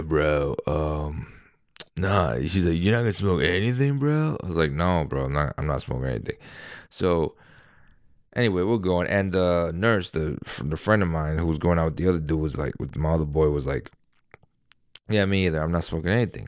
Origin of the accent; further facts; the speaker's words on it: New York, United States; I'm a New Yorker